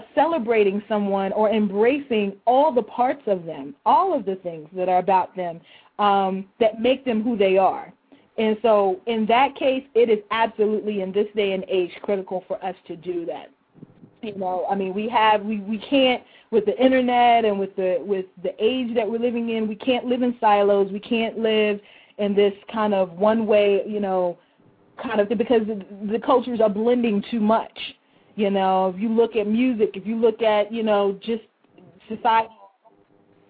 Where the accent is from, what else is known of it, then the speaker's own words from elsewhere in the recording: Louisville, Kentucky, United States; I'm a 33-year-old African-American woman from Louisville, Kentucky.